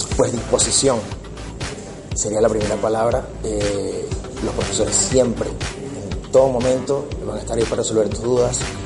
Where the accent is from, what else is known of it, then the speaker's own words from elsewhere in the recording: Venezuela; moved away; yo soy de Venezuela